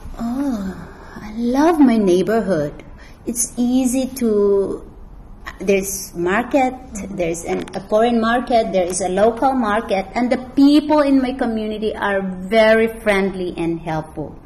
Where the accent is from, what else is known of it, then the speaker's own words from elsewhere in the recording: Philippines; moved away as an adult; now in China; I am Filipino